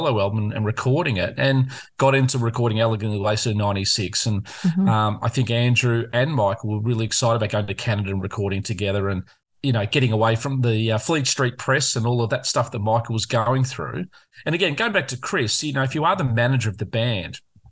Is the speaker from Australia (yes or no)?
yes; Australia; we're a convict country where Australians are historically convicts who came out from England